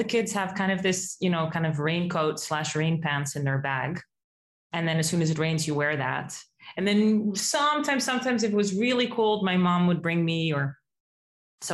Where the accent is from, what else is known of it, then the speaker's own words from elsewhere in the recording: Amsterdam, North Holland, Netherlands; moved away as an adult; now in New York, United States; I'm originally from Amsterdam